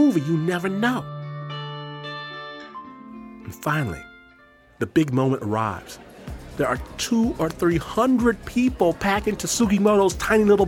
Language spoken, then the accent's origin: English; Detroit, Michigan, United States; moved away as an adult; now in Hikone, Japan; I'm from Detroit